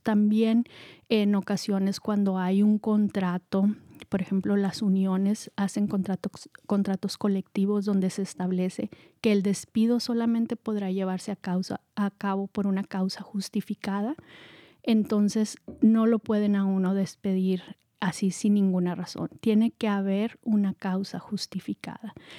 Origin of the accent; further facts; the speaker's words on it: Mexico; moved away as an adult; also born or lived in Marin County, California; now in California, United States; yo soy mexicana